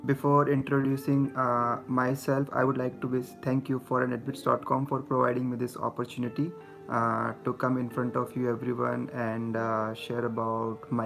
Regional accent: Jaipur, Rajasthan, India; moved away as an adult; also born or lived in Mumbai, India / Indiana, United States; I'm I'm originally from Jaipur city.

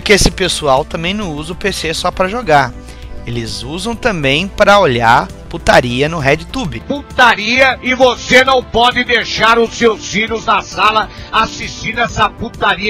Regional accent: Rio Grande do Sul, Brazil; aqui do Sul tinha só nós três

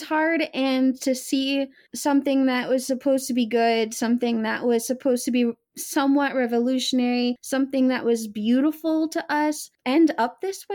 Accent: United States; I am an American who is a product of the education system

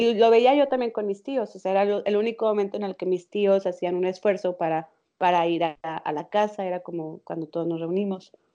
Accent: Mexico; moved away as an adult; now in Netherlands; Nací en México, pero desde hace casi tres años que vivo en Holanda.

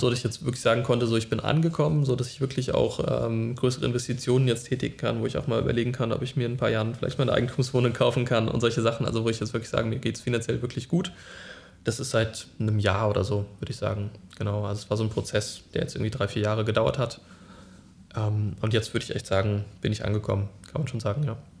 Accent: Friedberg, Germany; moved away as an adult; now in Berlin, Germany; von Friedberg, meiner Heimatstadt, bin ich dann nach Berlin gezogen

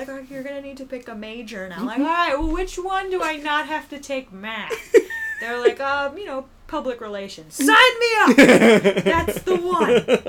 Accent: Coral Springs, Florida, United States; moved away; I'm from Coral Springs, which is kind of closer to the Fort Lauderdale area.

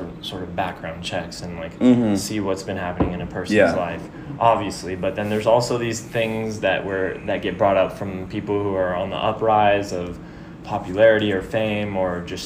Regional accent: Houston, Texas, United States; moved away as an adult; now in New York City, United States; I grew up in Houston

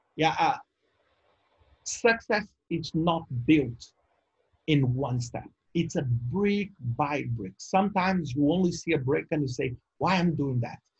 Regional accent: Brazil; I'm from Brazil, and and being born in Brazil

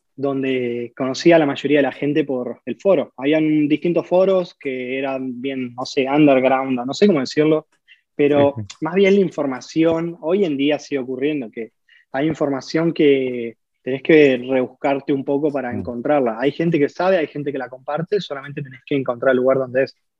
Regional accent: Villa La Angostura, Neuquén, Argentina; yo nací en Neuquén, pero me crié en Villa Langostura

